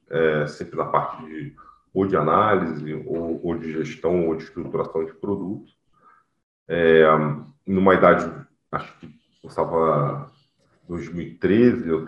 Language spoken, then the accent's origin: Portuguese; Rio de Janeiro, Brazil; now in São Paulo, Brazil; eu sou do Rio